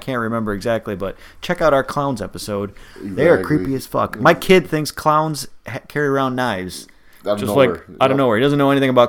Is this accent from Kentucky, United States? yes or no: no; Milwaukee, Wisconsin, United States; Well, we're from Milwaukee